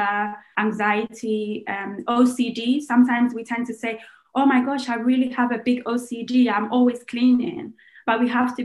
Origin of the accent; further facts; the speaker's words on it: Ghana; I'm Ghanaian